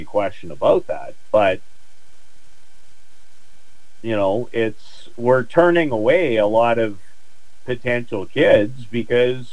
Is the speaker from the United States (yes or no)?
no; Canada; as a Canadian